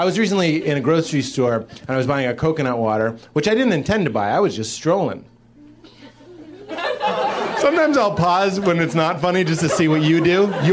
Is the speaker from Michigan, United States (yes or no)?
no; Boston, Massachusetts, United States; So I'm from Boston, and uh, it's weird growing up on.